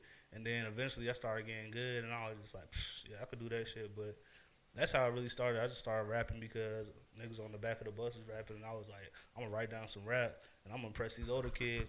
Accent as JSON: {"language": "English", "town": "Los Angeles", "region": "California", "country": "United States", "tie": "born or raised there", "also_born_or_lived": "Fayetteville", "said": "I'm from two places, you know. I'm from Los Angeles, and I'm from Fayetteville."}